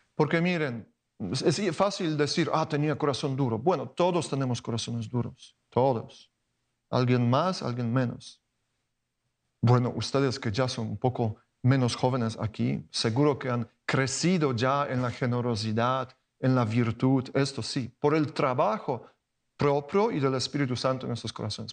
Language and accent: Spanish; Poland; Spanish is a second language; moved away as an adult; en Polonia, de donde vengo